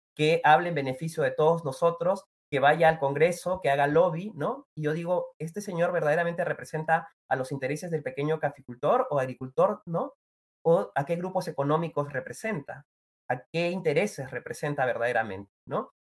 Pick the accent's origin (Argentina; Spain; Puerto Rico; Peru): Peru; todos somos peruanos y peruanas